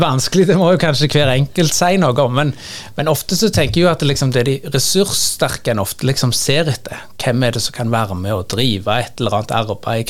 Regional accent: Sandnes, Rogaland, Norway; Jeg er fra Sandnes og jobber også prest i Sandnes

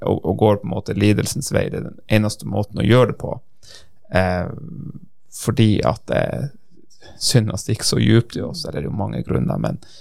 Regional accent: Norway

